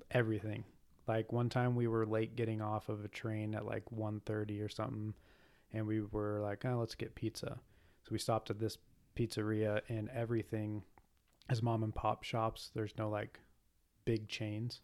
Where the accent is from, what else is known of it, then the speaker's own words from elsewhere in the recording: United States; I'm American.